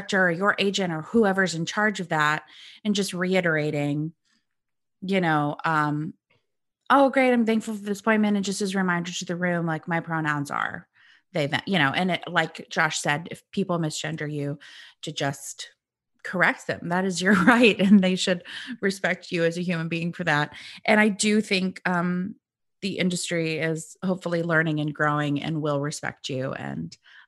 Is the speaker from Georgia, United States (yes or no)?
no; Illinois, United States; But I'm originally from Central Illinois, so I grew up like, go Cubs, go Bears, etc.